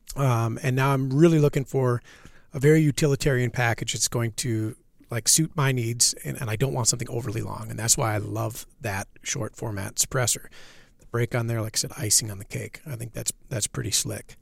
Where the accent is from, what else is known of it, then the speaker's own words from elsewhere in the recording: Minnesota, United States; moved away as an adult; now in Wisconsin, United States; I'm from Minnesota.